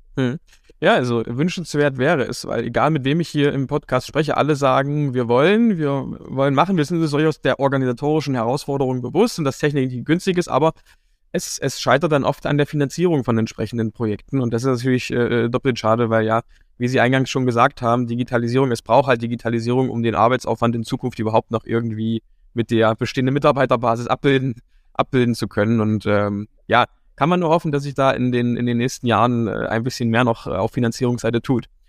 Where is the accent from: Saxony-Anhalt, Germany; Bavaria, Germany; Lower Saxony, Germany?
Saxony-Anhalt, Germany; Dessau; ich komme ja hier aus Dessau und Sachsen-Anhalt